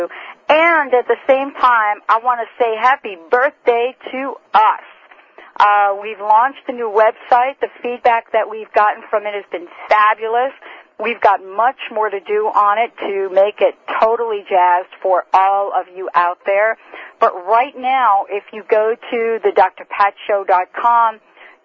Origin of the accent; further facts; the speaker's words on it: New Jersey, United States; my home state, Jersey